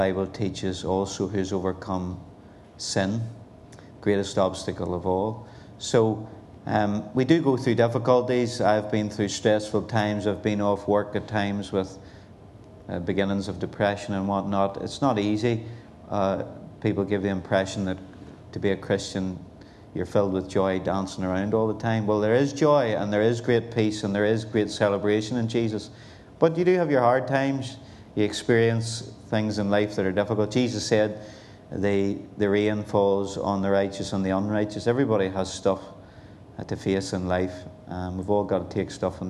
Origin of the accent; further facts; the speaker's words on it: Belfast, Northern Ireland, United Kingdom; now in Portadown, United Kingdom; I'm originally born and bred in Belfast, East in particular. And so that's where I come from, and now living in Portadown, County Armagh